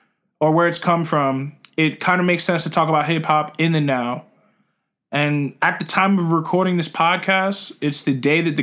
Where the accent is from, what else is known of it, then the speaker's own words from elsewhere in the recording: Florida, United States; We're from Florida.